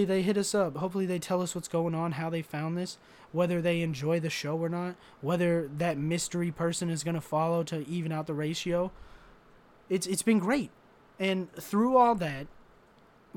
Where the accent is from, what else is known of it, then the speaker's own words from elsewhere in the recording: United States; I'm an American